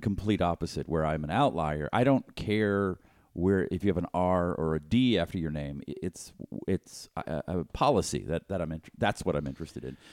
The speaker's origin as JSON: {"language": "English", "region": "Western Pennsylvania", "country": "United States", "accent": "Western Pennsylvania / Pittsburgh", "said": "my Pennsylvania accent."}